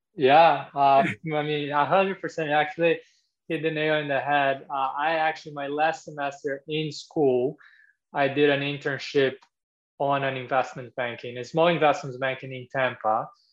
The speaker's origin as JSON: {"language": "English", "country": "Brazil", "moved": "as an adult", "lives_now": "United States", "said": "I'm from Brazil originally"}